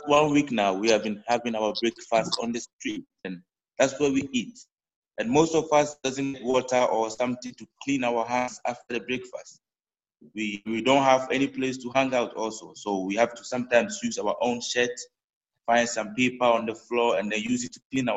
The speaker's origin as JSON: {"language": "English", "country": "Ghana", "moved": "yes", "lives_now": "Amsterdam, Netherlands", "said": "I'm from Ghana originally, and now I'm trying to live in Amsterdam."}